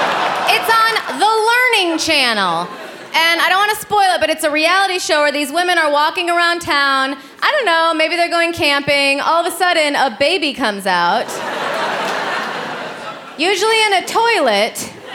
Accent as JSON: {"language": "English", "region": "Illinois", "country": "United States", "said": "So I'm from Illinois, thank you. I just went home to visit my family and I asked them, hey, are you guys planning on talking in those accents the whole time I'm home?"}